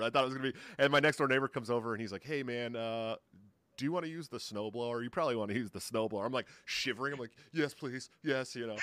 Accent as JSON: {"language": "English", "region": "California", "country": "United States", "moved": "yes", "lives_now": "Urbandale, United States", "said": "I'm from California where I'm just used to earthquakes."}